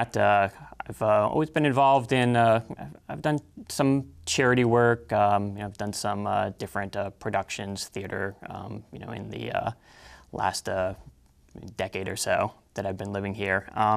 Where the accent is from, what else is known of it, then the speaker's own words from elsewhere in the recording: Northeast Kingdom of Vermont, United States; also born or lived in Burlington, Vermont; now in Essex, United States; I've lived in Essex for just about 10 years now. I grew up in the Northeast Kingdom of Vermont. So I lived in the state for quite some time and moved over to the Burlington area when I came to attend UVM.